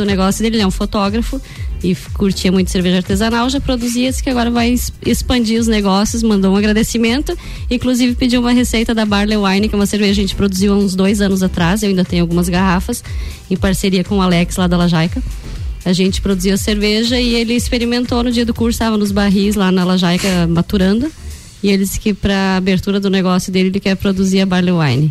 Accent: Coxilha Rica, Santa Catarina, Brazil; sou cria da Coxilha Rica

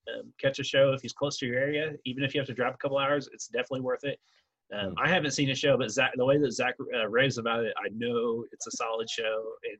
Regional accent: Miami, Oklahoma, United States; now in Tahlequah, United States; my hometown, I'm originally from Miami, and it's spelled Miami. You see Miami, Florida, but we call it Miami.

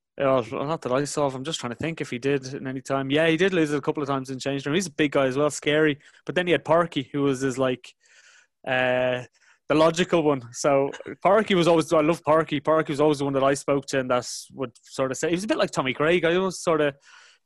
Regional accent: Ireland; moved away; an Irish guy growing up in Republic

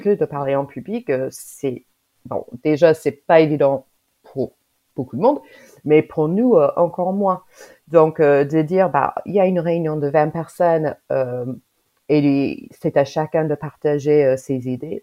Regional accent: United States; French is a second language; now in Grenoble, France; moi je suis américaine, j'habite en France

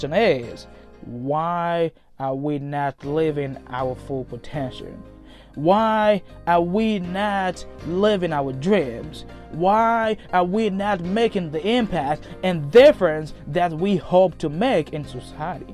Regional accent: Liberia; moved away as an adult; now in United States; As you can already tell by my accent, I'm originally from Liberia. I came to the US in January 2016

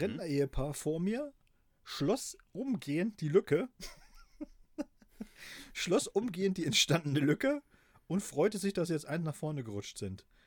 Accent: GDR, East Germany, Germany; Ich bin natürlich äh, in der DDR groß geworden

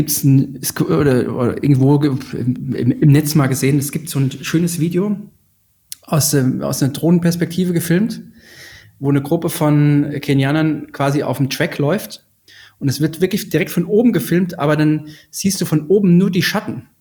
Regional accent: Hesse, Germany; aus meiner Heimat, äh, aus dem Vogelsberg, also 100 Kilometer nördlich von Frankfurt, da gab es in einem Kaff, ich komme aus einem Kaff mit 1000 Einwohnern

